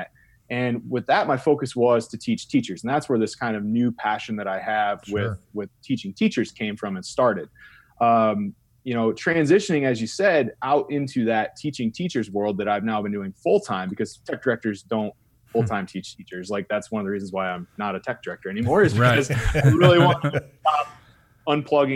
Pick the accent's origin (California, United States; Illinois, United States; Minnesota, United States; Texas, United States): Illinois, United States; also born or lived in Dixon, Illinois; So I'm from Illinois. I'm from a small town in Illinois. I live in Dixon, Illinois